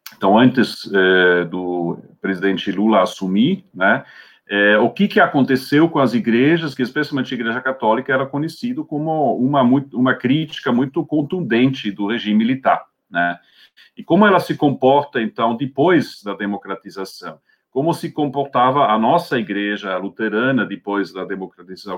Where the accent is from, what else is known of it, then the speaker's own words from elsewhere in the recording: Switzerland; Portuguese is a second language; moved away as an adult; also born or lived in Scotland; now in Brazil; Eu é, sou suíço, então, de origem, né? Nasci lá em 1967, depois é, fiz os meus, meus estudos né, de teologia